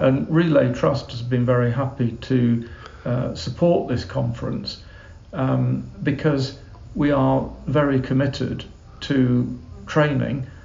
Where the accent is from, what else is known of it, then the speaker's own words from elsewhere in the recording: England, United Kingdom; as an Englishman